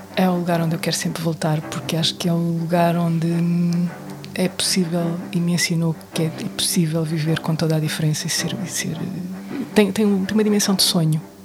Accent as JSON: {"language": "Portuguese", "country": "Portugal", "said": "eu sou portuguesa"}